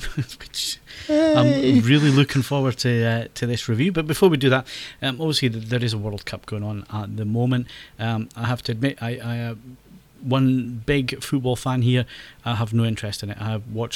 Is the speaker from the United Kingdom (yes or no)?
yes; Scotland, United Kingdom; accent: Scottish; also born or lived in England; I'm English, even though I've got a Scottish accent. So, just because I'm a Scotsman